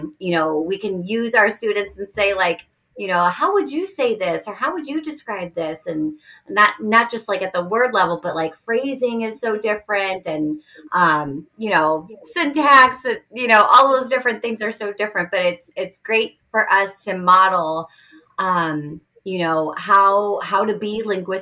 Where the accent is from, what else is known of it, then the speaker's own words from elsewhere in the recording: Chicago, Illinois, United States; first language English; I grew up in Chicago, like on the north side of Chicago.